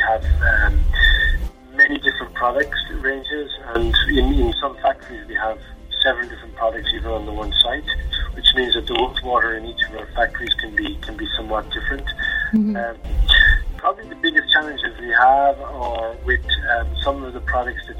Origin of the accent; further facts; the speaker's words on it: Ireland; moved away as an adult; now in Switzerland; I'm Irish. I'm working for Nestle for the last 8 years in the headquarters in Switzerland